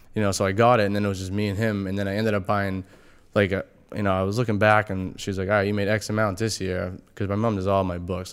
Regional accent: Massachusetts, United States; we're from Mass

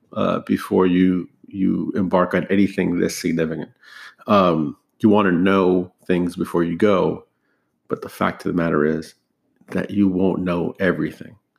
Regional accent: United States; I'm an American, um, born and raised here

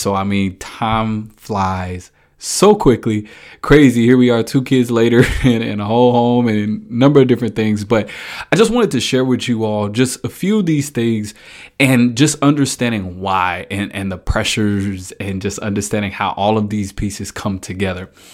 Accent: Dallas, Texas, United States; moved away as an adult; now in Kansas City, United States; I moved from Dallas. Folk know I'm a Dallas guy. Moving from Dallas up to Kansas City uh, was a huge transition for me

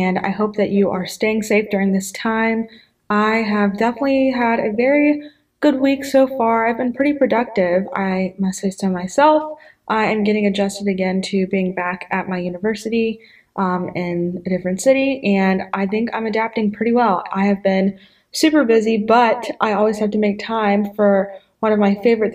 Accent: Pensacola, Florida, United States; A lot of churches in my hometown do this. It's called Pray for Pensacola

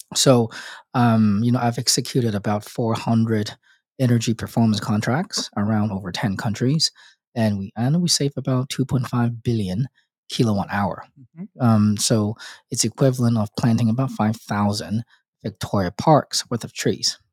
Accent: Hong Kong; moved away as an adult; also born or lived in Australia / United States; I was born in and raised in Hong Kong

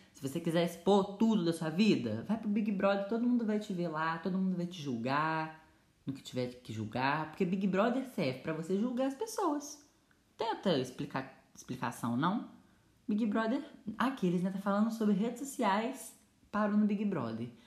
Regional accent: Brazil; also born or lived in Minas Gerais; eu sou do Brasil

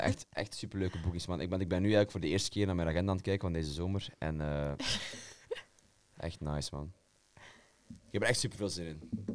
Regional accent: Belgium; mij als Belg

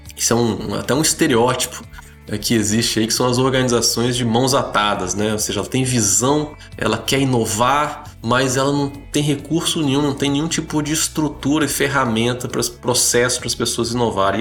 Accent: Espírito Santo, Brazil; also born or lived in Brasília; Eu nasci em Brasília, mas é, me sinto até mais capixaba porque vim aqui para o Espírito Santo com um ano de idade.

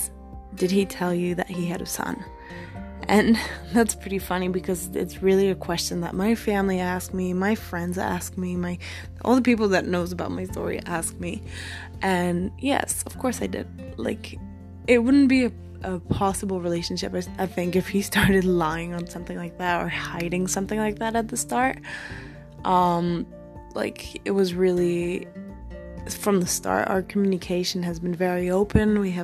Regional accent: Belgium; moved away as an adult; also born or lived in Australia; I'm from Belgium

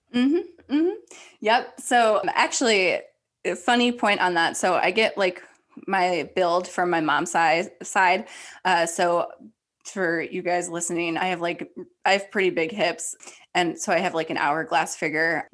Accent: Ohio, United States; I grew up in Ohio.

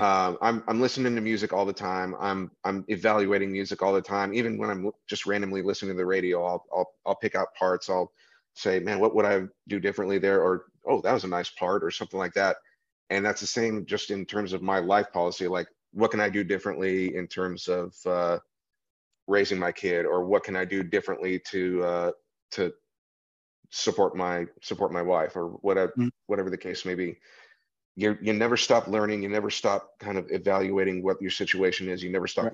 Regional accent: New Mexico, United States; moved away; I'm from New Mexico

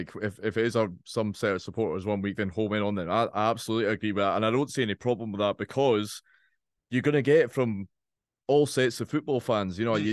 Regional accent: Scotland, United Kingdom; We're all from Scotland. Yeah, we all watch Scotland games and support our team there and get on absolutely fine.

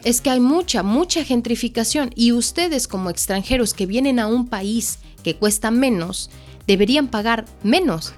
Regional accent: Mexico; nosotros como mexicanos

